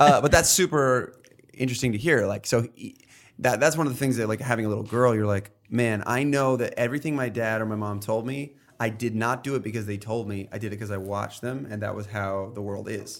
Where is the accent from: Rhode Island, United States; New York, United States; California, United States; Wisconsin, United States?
New York, United States; I grew up in New York, and we're all kinda tough here